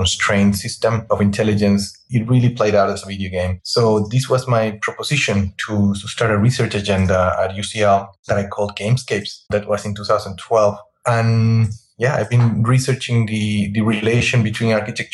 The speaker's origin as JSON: {"language": "English", "country": "Chile", "also_born_or_lived": "London, United Kingdom", "moved": "as an adult", "said": "I'm originally from Chile, and that's where I studied architecture in the Universidad de Chile"}